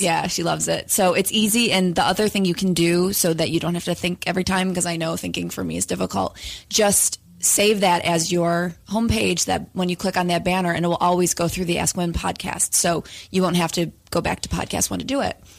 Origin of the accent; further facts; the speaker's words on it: upstate New York, United States; now in Los Angeles, United States; we both live in Los Angeles currently, but we're both from upstate New York originally